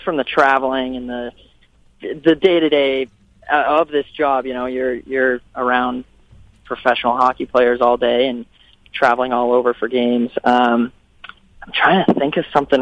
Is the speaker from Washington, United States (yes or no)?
no; Utah, United States; now in San Diego, United States; growing up in Utah, like, I'm always used to shoveling snow